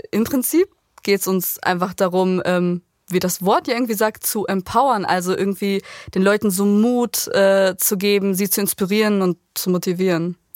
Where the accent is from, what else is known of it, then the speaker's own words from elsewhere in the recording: Germany; habe kosovo-albanische Wurzeln, aber ich bin in Deutschland geboren. Meine Eltern kommen daher.